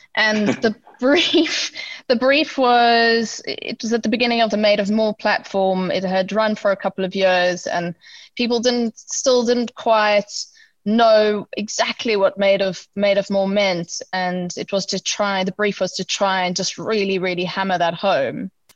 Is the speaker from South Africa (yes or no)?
yes; South Africa; we are South African